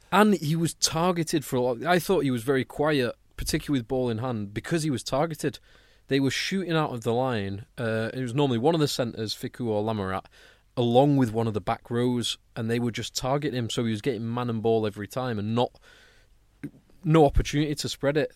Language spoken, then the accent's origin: English; England, United Kingdom; as an Englishman